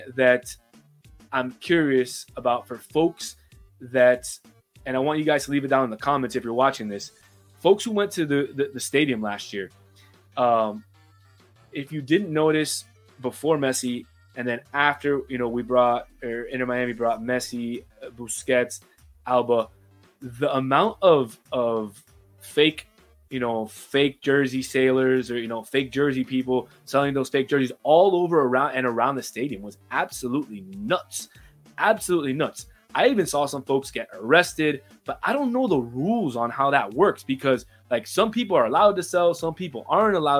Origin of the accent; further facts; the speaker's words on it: Uruguay; I'm from Uruguay